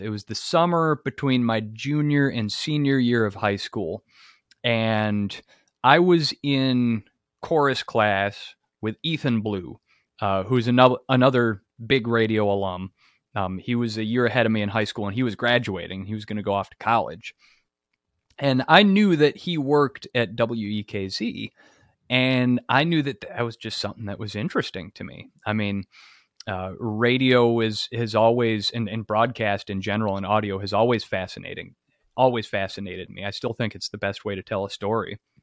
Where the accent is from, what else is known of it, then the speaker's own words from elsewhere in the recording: Monroe, Wisconsin, United States; my experience growing up in Monroe was, I think, similar to a lot of folks